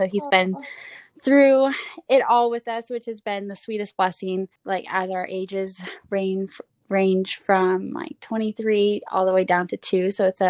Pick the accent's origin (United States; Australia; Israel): United States; near Sacramento, Northern California; I was born in NorCal, so home of Sacramento. I live just like a little above Sacramento. I was born in a Christian home